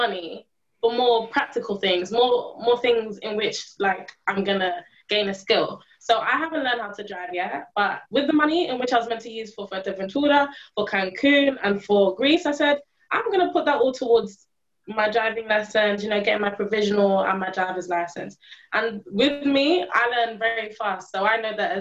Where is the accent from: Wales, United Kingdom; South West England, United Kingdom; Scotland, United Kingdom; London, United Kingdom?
London, United Kingdom; I was born in London, raised in the UK, I have not been a tourist in my own country.